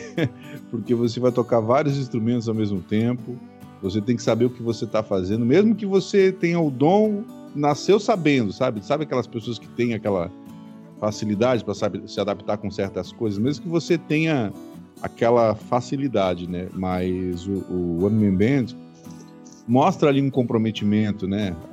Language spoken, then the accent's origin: Portuguese; southern Santa Catarina, Brazil; moved away as an adult; now in Rio de Janeiro, Brazil; Eu sou, eu sou catarinense, sou do sul de, do Brasil, né? Mais especificamente do sul de Santa Catarina